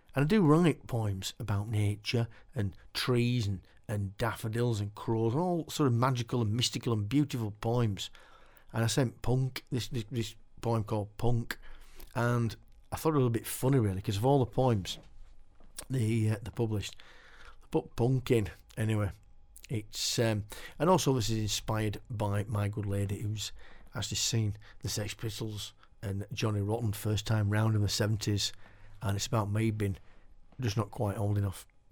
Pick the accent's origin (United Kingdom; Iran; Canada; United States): United Kingdom; Keighley, Yorkshire and the Humber; now in Silsden, United Kingdom; I live in Silsden now, but I was born in, born and bred in Keighley